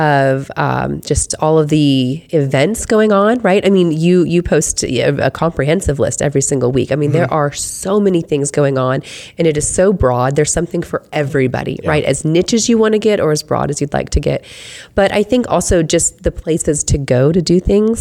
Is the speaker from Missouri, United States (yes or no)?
no; Wichita, Kansas, United States; also born or lived in England; Born and raised in Wichita. I did move away for a little while. I was a military brat. So I started school in England